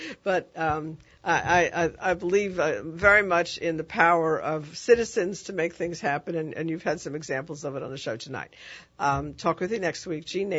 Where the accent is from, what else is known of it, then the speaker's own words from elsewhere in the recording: New York City, New York, United States; moved away; I grew up in the Bronx in a very poor community.